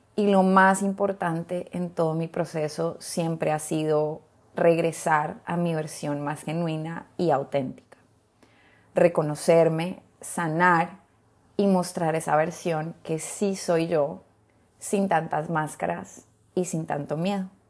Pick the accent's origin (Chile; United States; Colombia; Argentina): Colombia; moved away as an adult; now in Honduras; Yo soy colombiana, hace 14 años ya vivo en Honduras